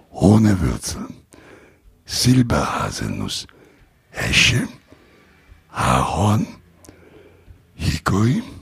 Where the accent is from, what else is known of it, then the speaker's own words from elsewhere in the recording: Rome, Lazio, Italy; German is a second language; Aber ich komme aus Rom und dann meine Lieferanten werden die verarbeiten.